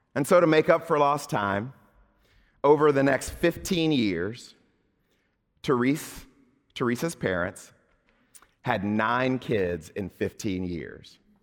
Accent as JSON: {"language": "English", "region": "Southern Mississippi", "country": "United States", "tie": "born or raised there", "moved": "yes", "said": "when I was a kid growing up in Southern Mississippi"}